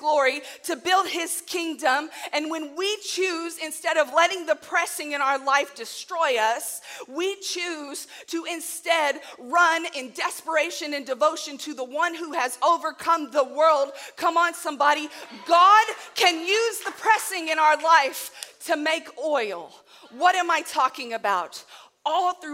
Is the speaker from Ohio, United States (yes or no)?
no; Southern Illinois, United States; I am from Southern Illinois